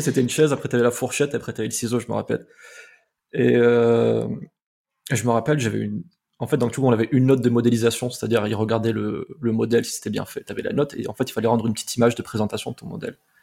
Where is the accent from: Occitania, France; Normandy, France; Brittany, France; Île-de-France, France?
Occitania, France; Montpellier; je suis de Montpellier à la base. Et euh, comme c'était à Montpellier, je me suis dit, bah, c'est top, il y a une école de, ce que je veux faire, en fait, dans ma ville, quoi. Et c'était vraiment genre à 15 minutes à pied de chez moi